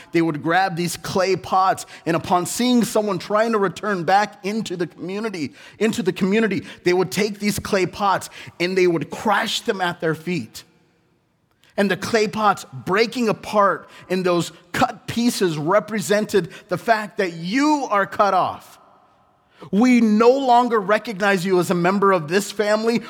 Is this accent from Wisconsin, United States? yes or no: no; Southern California, United States; also born or lived in India; I was born in India, but I was raised in Southern California